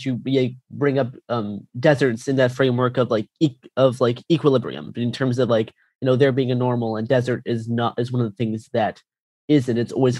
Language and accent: English; Canada; now in Portland, United States; I did. Yeah, I'm Canadian.